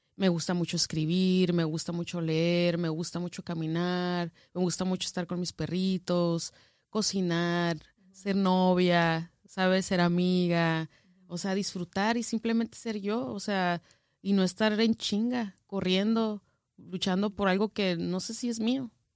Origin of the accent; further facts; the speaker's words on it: northern Mexico, Mexico; moved away as an adult; Como norteña